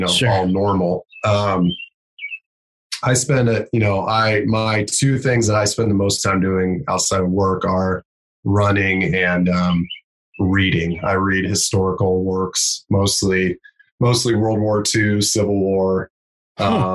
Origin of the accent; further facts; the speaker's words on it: Anderson, Indiana, United States; where I grew up in Anderson